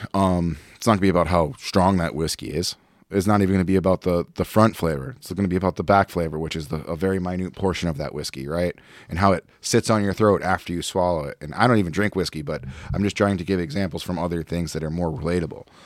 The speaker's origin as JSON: {"language": "English", "town": "Providence", "region": "Rhode Island", "country": "United States", "moved": "yes", "lives_now": "St. Louis, United States", "said": "I'm from Providence, Rhode Island"}